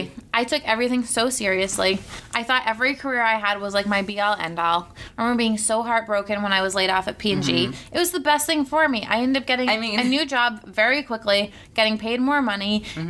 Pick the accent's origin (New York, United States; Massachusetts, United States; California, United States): Massachusetts, United States; Cape Cod; I grew up on Cape Cod